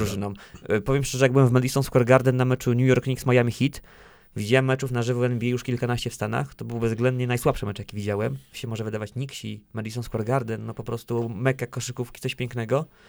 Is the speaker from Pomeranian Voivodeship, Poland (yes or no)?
yes; Lisewo Malborskie, Pomeranian Voivodeship, Poland; moved away as an adult; now in Bydgoszcz, Poland; tam pochodzę, pochodzę właśnie z Lisewa Malborskiego